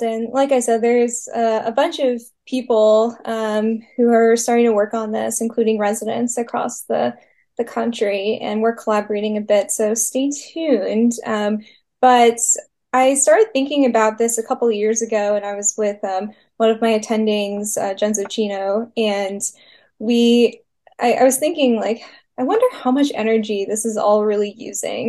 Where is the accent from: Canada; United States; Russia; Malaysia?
United States; Long Island, New York; moved away as an adult; now in North Carolina, United States; I'm originally from Long Island, New York, but I've been in North Carolina pretty much since undergrad